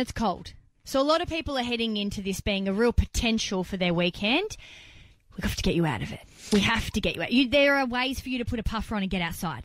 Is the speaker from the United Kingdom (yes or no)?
no; Melbourne, Victoria, Australia; moved away; I'm originally from Melbourne